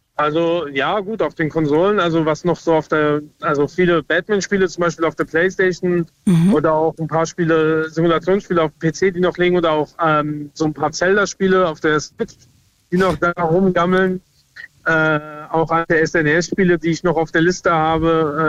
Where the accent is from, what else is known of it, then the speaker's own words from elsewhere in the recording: Lorsch, Hesse, Germany; ich komme aus Lorsch in Südhessen